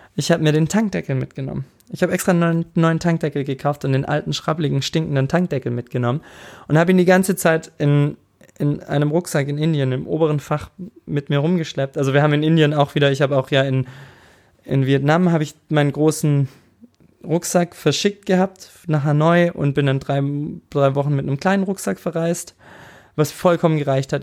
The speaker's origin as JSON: {"language": "German", "area": "Tübingen area", "region": "Baden-Württemberg", "country": "Germany", "said": "über Tübingen geredet und ich komme ja da direkt aus der Ecke"}